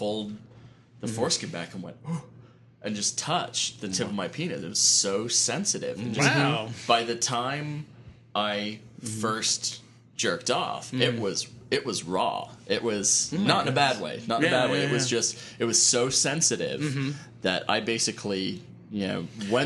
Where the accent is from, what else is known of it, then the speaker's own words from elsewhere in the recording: England, United Kingdom; accent: British; now in United States; I was born in England